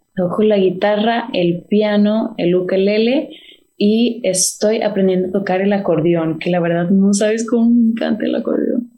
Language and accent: Spanish; McAllen, Texas, United States; pues soy de Macallen. Soy de Macalen